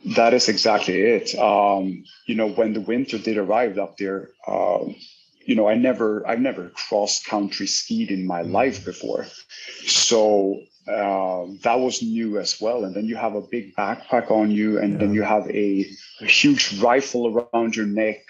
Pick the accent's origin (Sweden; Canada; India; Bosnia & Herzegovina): Sweden; moved away as an adult; now in Miami Beach, United States; I'm originally uh, Swedish. I was born in Sweden.